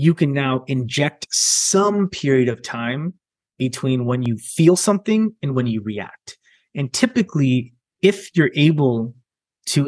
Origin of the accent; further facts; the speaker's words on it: Milpitas, California, United States; I grew up in Milpitas, California. So in California, in the Bay Area. And I spent a majority of my childhood there